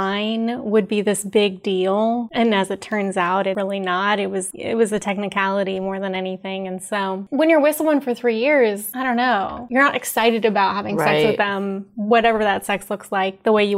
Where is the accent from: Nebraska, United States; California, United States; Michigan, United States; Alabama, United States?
Alabama, United States; Huntsville; moved away as an adult; also born or lived in Washington, D.C.; now in San Francisco, United States; when I was growing up in Alabama